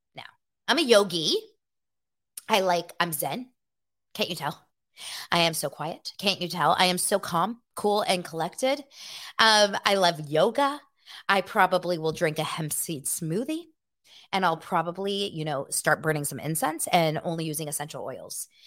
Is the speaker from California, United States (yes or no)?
yes; Los Angeles, California, United States; also born or lived in Santa Barbara; Born and raised in Los Angeles, okay? I was born here in nineteen eighty-one